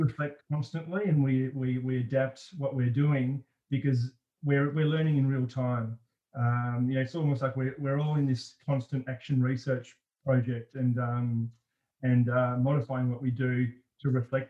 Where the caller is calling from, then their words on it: Melbourne, Victoria, Australia; I'm joining you from Melbourne